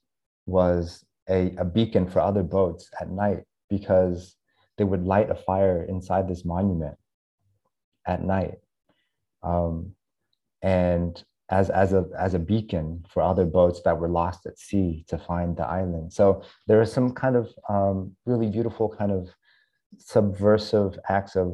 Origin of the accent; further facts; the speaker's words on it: United States; moved away as an adult; now in Vietnam; I was almost four when we landed in the US. I grew up mainly in the Midwest, in Oklahoma and Texas, actually, where there's no Asians